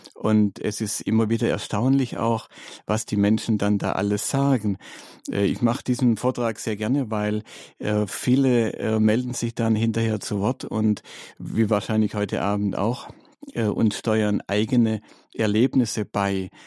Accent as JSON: {"language": "German", "town": "Stuttgart", "region": "Baden-Württemberg", "country": "Germany", "tie": "born or raised there", "moved": "yes", "said": "in Stuttgart, in meiner Heimatstadt"}